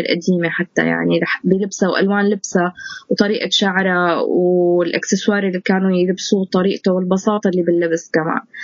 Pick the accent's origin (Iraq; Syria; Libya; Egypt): Syria; moved away; وضعنا نحن كسوريين انتمائنا لسوريتنا